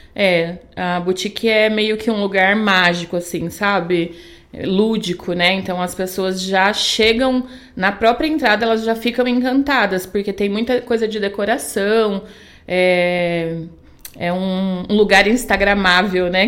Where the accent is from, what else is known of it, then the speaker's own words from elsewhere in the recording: a small town near Bauru, São Paulo, Brazil; now in Indaiatuba, Brazil; lá a cidade que, ele, que eles moravam, que a gente morava, era do lado de Bauru, muito pequena